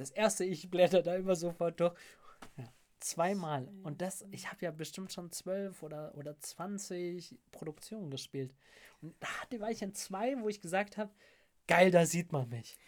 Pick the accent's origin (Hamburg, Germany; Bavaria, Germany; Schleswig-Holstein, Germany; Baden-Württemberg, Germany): Bavaria, Germany; Munich; Ich komme aus München, High Society